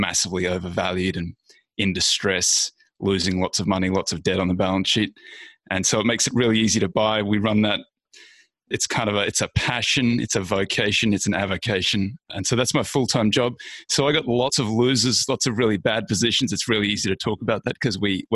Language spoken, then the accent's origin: English; Australia; moved away as an adult; now in United States; I'm clearly Australian. I've been in the States for about a decade now.